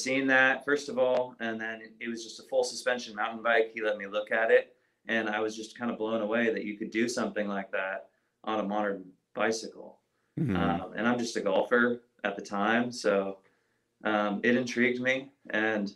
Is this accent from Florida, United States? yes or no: no; Napa, California, United States; I grew up in the Bay Area. I grew up in Napa